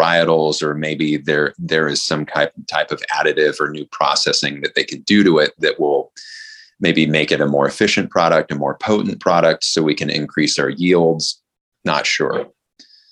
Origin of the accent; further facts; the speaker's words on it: San Francisco Bay Area, California, United States; I grew up in the San Francisco Bay Area